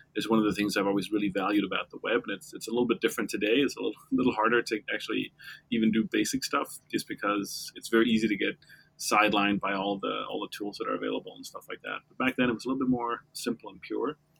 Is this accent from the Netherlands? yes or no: no; Denmark; now in New York, United States; I'm Danish. I grew up in Denmark.